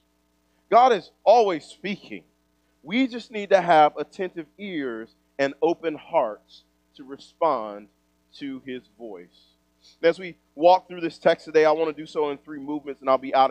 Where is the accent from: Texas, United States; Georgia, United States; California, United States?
Texas, United States; East; moved away; also born or lived in Kansas City; I grew up in East Texas.